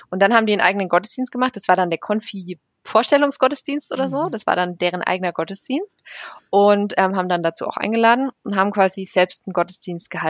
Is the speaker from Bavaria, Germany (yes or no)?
yes; Bavaria, Germany; Ich komme ja aus Bayern, von daher passt.